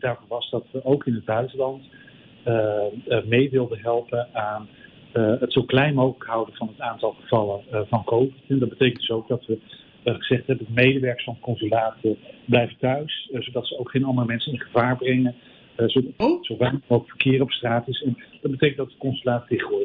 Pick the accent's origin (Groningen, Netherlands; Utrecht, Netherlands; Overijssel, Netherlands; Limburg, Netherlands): Groningen, Netherlands; now in Vancouver, Canada; ik ben oorspronkelijk afkomstig uit Groningen, net zoals jij